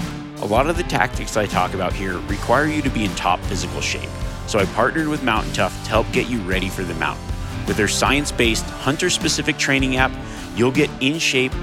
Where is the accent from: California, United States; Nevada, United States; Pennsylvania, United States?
Nevada, United States; Reno; I actually grew up here outside of Reno, Nevada. This is kind of my hometown